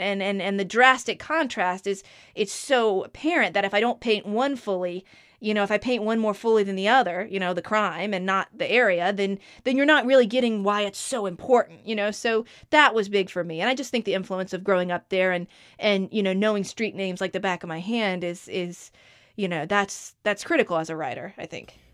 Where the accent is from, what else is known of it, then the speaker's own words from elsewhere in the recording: Outer Banks, North Carolina, United States; That's when my family moved to the Outer Banks was in ninety-seven